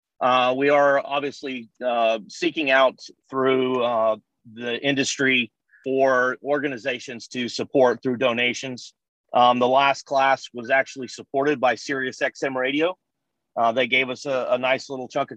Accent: San Diego, California, United States; I'm a San Diego native.

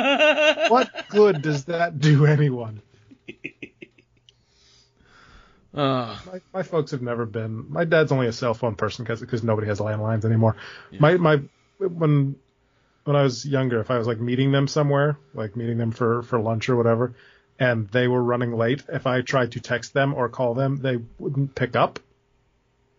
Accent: New England, United States; I'm from New England

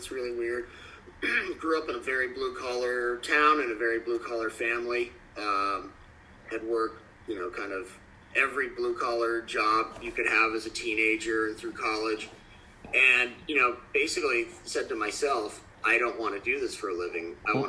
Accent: Maine, United States; I grew up in Maine.

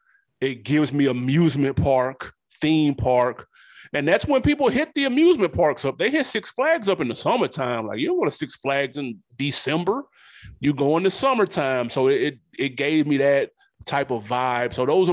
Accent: New York, United States; I'm from New York, though, so it's different.

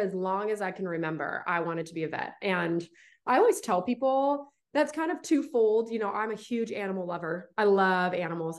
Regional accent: Visalia, California, United States; moved away as an adult; now in Dallas, United States; I was born and raised in California

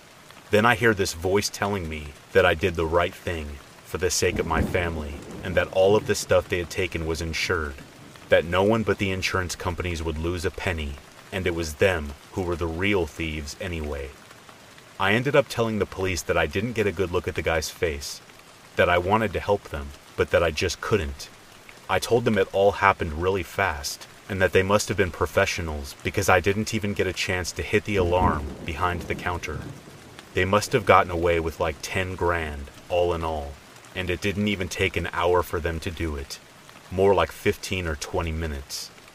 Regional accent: Illinois, United States; Since we're from Illinois, the popular destination of Bachelor's Grove Cemetery immediately came to mind, and it was settled upon.

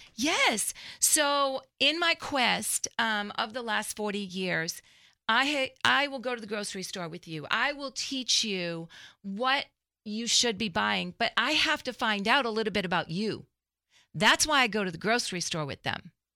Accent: Framingham, Massachusetts, United States; moved away as an adult; also born or lived in Dallas-Fort Worth, Texas; now in Dallas, United States; I grew up in Framingham, Massachusetts, outside of Boston.

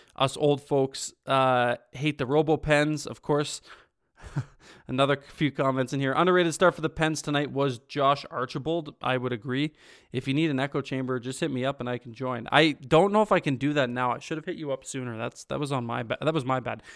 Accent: just outside of Toronto, Ontario, Canada; I grew up in Ontario, just outside of Toronto

